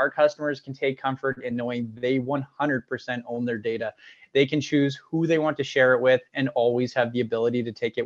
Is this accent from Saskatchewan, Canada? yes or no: yes; Regina, Saskatchewan, Canada; I was born and raised in Regina, Saskatchewan, here